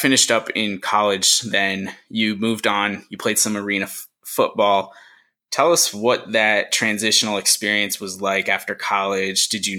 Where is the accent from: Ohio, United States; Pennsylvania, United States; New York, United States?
New York, United States; I come from New York